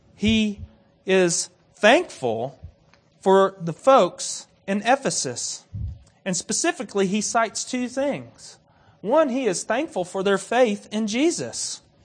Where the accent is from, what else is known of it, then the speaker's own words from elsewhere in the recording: United States; I'm American.